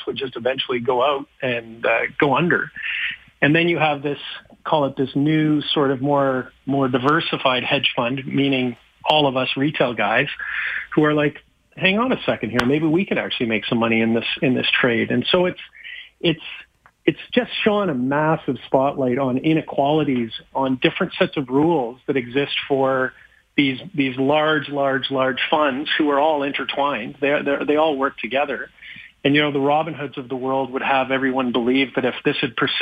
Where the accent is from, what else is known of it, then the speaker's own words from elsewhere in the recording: Calgary, Alberta, Canada; moved away; I'm from Calgary